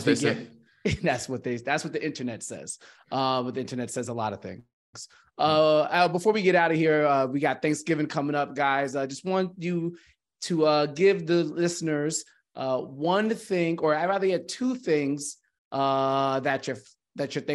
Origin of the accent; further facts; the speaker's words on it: New York, United States; moved away as an adult; also born or lived in Los Angeles; I'm actually living in New York again, my hometown